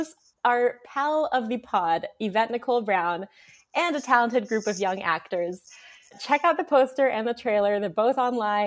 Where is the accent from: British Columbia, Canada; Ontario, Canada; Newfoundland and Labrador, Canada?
Ontario, Canada; Toronto; is where I was born. So that's my hometown